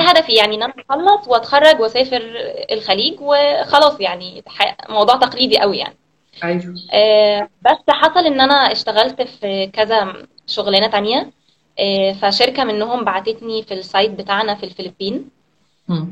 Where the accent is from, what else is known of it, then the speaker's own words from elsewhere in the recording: Alexandria, Alexandria Governorate, Egypt; moved away as an adult; now in Cambodia; انا من اسكندريه آه، وانا بقالي هنا في كمبوديا من 2015